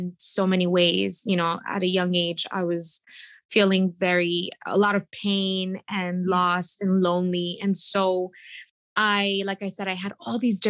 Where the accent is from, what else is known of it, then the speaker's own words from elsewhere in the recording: New York City, New York, United States; I grew up in Queens, New York, and I am the baby of three